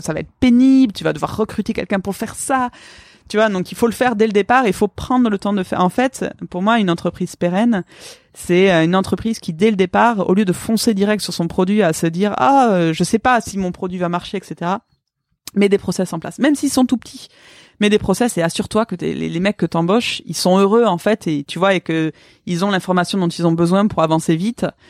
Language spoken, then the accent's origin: French; Pau, Nouvelle-Aquitaine, France; also born or lived in Vancouver; j'ai grandi à Pau